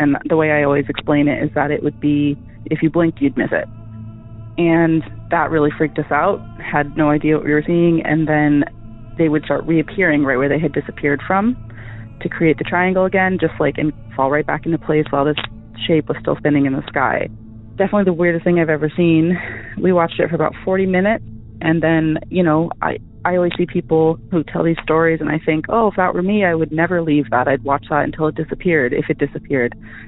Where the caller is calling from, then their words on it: Massachusetts, United States; I'm calling from Massachusetts